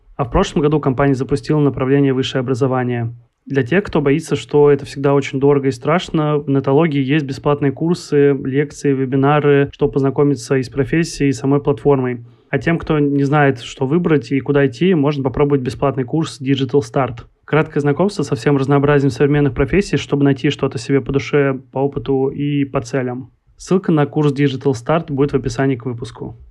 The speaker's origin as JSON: {"language": "Russian", "town": "Kaliningrad", "region": "Kaliningrad Oblast", "country": "Russia", "said": "я из Калининграда, и э, у нас, э, не скажу, что прям какая-то большая там местная инди-сцена"}